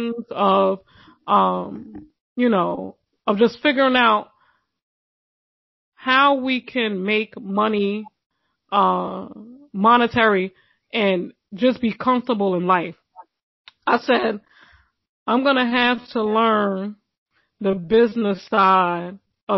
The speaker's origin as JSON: {"language": "English", "town": "New York City", "region": "New York", "country": "United States", "said": "I'm from Brooklyn."}